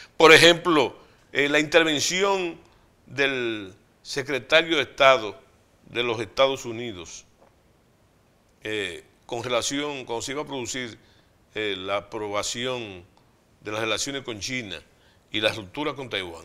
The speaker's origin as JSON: {"language": "Spanish", "town": "Santiago de los Caballeros", "region": "Santiago", "country": "Dominican Republic", "tie": "born or raised there", "said": "yo vengo de Santiago y Santiago de un barrio, viene mi abuelo, que es la joya de Santiago"}